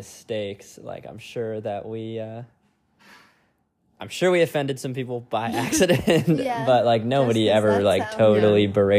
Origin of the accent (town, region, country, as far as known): United States